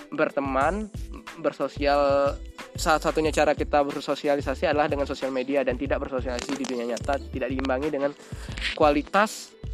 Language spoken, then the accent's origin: Indonesian; Jambi, Indonesia; saya misalkan di, saya orang Jambi ya saya nggak berteman dengan orang Jambi kebanyakan